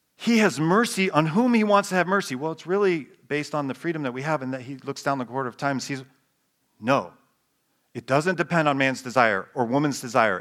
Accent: United States; who we are as Americans

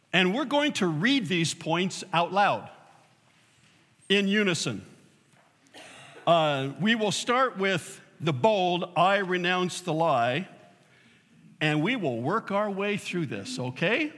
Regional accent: Southern California, United States; now in Fort Wayne, United States; I was born and raised in Southern California

